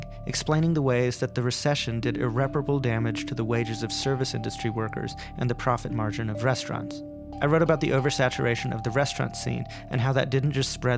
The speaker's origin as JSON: {"language": "English", "town": "Asheville", "region": "North Carolina", "country": "United States", "tie": "born or raised there"}